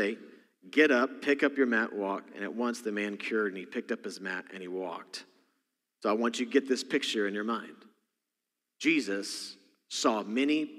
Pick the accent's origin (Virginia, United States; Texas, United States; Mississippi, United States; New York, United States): Texas, United States; accent: Texas; moved away; my Texas accent, because I'm from Texas originally, comes out